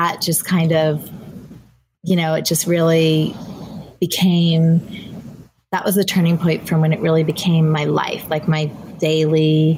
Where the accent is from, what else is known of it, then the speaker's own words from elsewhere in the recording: Southern California, United States; I'm from Southern California